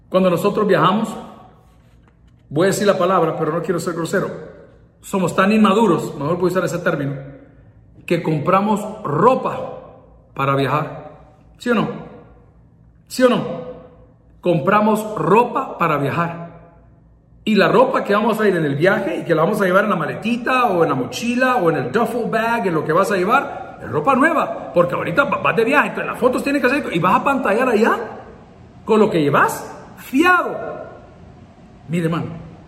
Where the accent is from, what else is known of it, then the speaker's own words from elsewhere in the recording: San Salvador, El Salvador; born there; Soy indio, soy salvadoreño, 100%. Nacimos aquí en San Salvador, en el Hospital Ginecológico, el 22 de enero de 1969, a la 1.05 de la mañana.